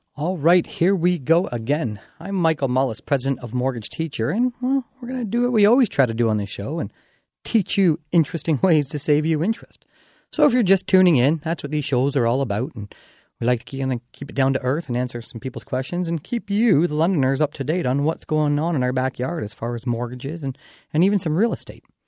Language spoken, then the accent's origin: English; Dorchester, Ontario, Canada; my hometown of Dorchester